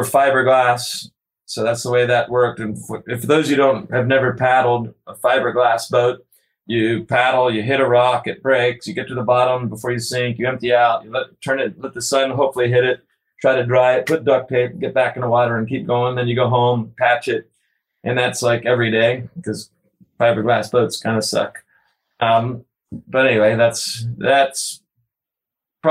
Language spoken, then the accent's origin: English; Florida, United States; moved away; also born or lived in New Hampshire; we're from Florida